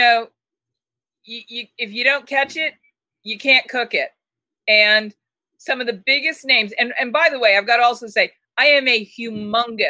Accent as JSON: {"language": "English", "town": "Boston", "region": "Massachusetts", "country": "United States", "moved": "yes", "lives_now": "Tucson, United States", "said": "I'm from Boston. I'm from the Northeast. I'm a mouthy broad"}